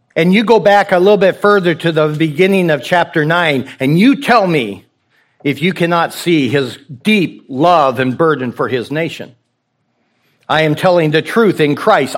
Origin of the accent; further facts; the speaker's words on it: the West, United States; also born or lived in Rocky Mountains; I'm from the West